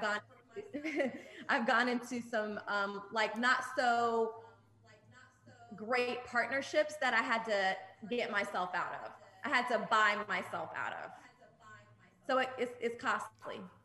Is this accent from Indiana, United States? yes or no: no; Atlanta, Georgia, United States; also born or lived in Jordan; I was born in Jordan. I'm Jordanian and Palestinian. And then I moved to Atlanta when I was five, and I, I've been here ever since.